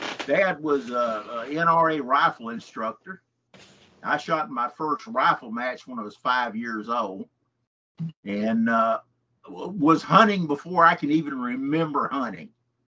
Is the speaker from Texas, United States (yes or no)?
yes; Henderson, Texas, United States; Well, I grew up in Henderson in East Texas. And, of course, went, you know, all the way through high school there.